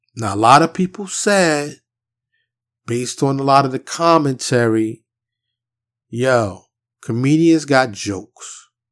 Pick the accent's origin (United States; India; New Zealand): United States; New York City, New York; growing up in Harlem in the South Bronx